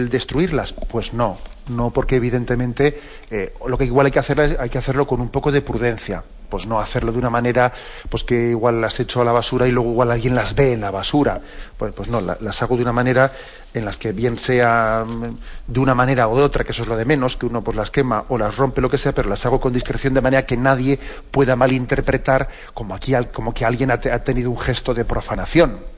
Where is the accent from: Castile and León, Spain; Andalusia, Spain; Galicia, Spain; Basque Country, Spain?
Basque Country, Spain; yo que soy vasco, pues también sé que, existe una, una, traducción de que es aitá, aitacho